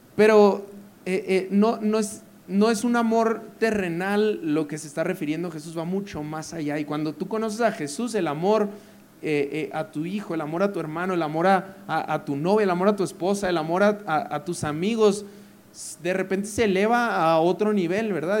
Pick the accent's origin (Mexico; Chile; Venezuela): Mexico; Parral, Chihuahua; also born or lived in Monterrey; soy norteño, nací en Parral, Chihuahua, que es una ciudadcita de 100.000 personas, 120 los que son optimistas. Eh, Duré allí de los 0 a los 17 años